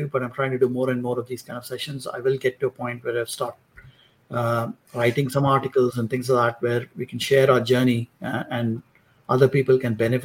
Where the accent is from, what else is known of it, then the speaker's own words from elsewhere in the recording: Maharashtra, India; I grew up in India. I grew up in, you know, in Maharashtra, which is in Western India.